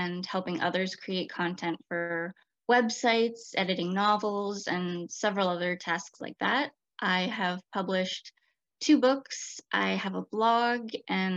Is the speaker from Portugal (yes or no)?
no; British Columbia, Canada; I was born and raised in British Columbia